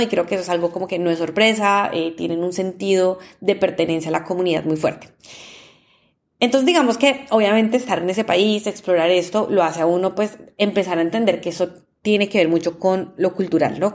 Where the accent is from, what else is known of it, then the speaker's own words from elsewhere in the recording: Colombia; yo soy de Colombia